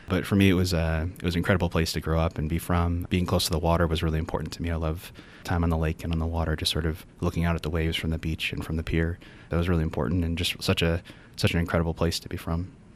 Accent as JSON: {"language": "English", "town": "Cleveland", "region": "Ohio", "country": "United States", "tie": "born or raised there", "also_born_or_lived": "Richmond, Virginia", "moved": "as an adult", "lives_now": "Notre Dame, United States", "said": "I'm from Cleveland, Ohio. That's where I grew up."}